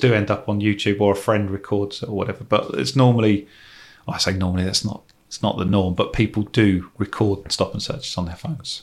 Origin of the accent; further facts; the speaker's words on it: England, United Kingdom; As an English person